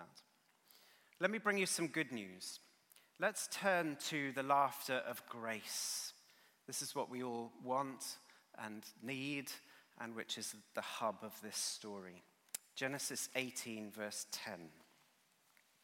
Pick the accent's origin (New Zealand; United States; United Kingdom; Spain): United Kingdom